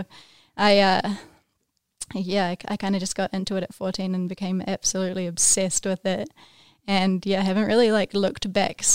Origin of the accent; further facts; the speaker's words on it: Wanaka, Otago, New Zealand; now in United States; I grew up in Wanaka